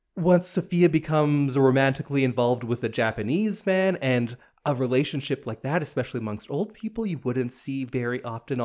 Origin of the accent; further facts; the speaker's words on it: Edmonton, Alberta, Canada; I was born in Edmonton.